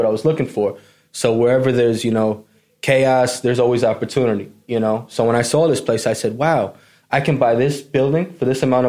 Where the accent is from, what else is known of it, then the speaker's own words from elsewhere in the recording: New York, United States; I grew up in New York. You know, it was me and my mom growing up, single family home. She was a teacher.